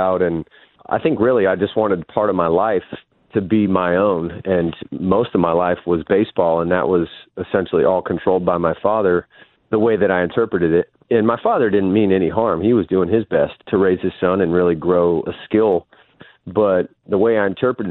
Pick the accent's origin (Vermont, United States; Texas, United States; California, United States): California, United States; San Diego; also born or lived in Las Vegas; I came in to San Diego. We moved from Vegas